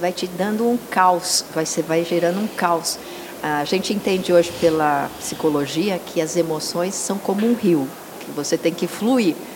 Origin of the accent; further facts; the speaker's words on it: São Paulo, Brazil; moved away as an adult; also born or lived in Pompéia, São Paulo; eu sou aqui de São Paulo, Massal também, mas nós mudamos com, muito cedo para o interior. E lá ficamos 23 anos pastoreando